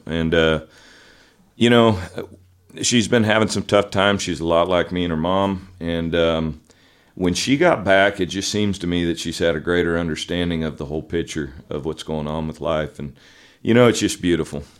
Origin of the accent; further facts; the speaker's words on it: Pinole, California, United States; also born or lived in Richmond, California; I grew up in the Bay Area in California, uh, the San Francisco Bay Area, East Bay. Um, I was born in a town called Richmond, and right next door to it's a town called Pinole